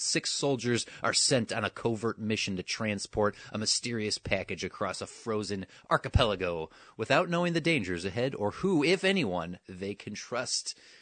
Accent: Wisconsin, United States; my lifetime growing up in Wisconsin

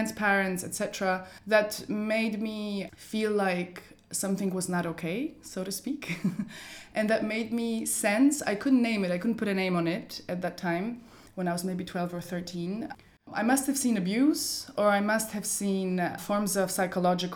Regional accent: Poland; now in Berlin, Germany; it was a Polish history class because that's where I grew up in Poland

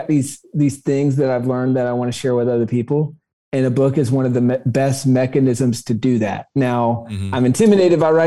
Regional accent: South Carolina, United States; I grew up in South Carolina

